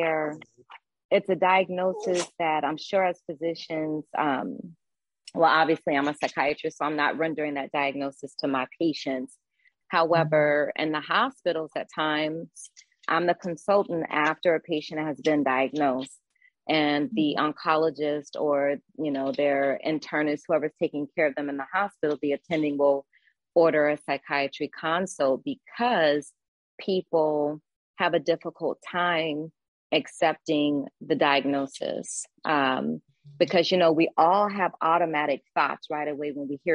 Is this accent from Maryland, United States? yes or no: no; Clarksdale, Mississippi, United States; also born or lived in Jonestown, Mississippi